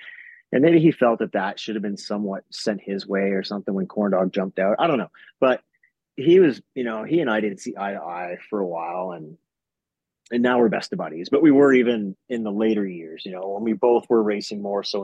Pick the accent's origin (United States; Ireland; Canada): Canada; the Canadian guy